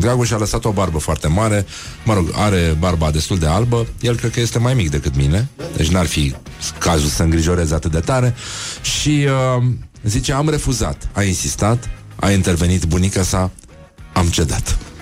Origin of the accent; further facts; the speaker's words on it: Brăila, Brăila County, Romania; eu ca brăilean